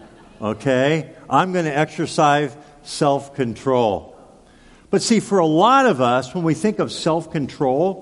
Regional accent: Southern California, United States; growing up in Southern California

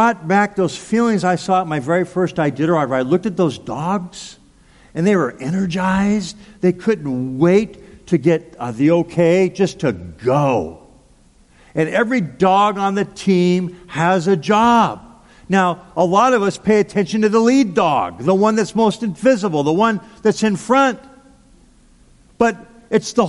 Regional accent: Pasadena, California, United States; moved away as an adult; now in Anchorage, United States; I grew up in Southern California in the Pasadena area.

